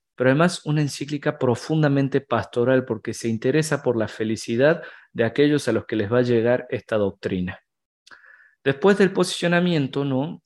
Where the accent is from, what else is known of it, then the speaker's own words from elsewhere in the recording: Argentina; now in Mexico City, Mexico; yo soy argentino, tengo 30 a unas horas de cumplir 31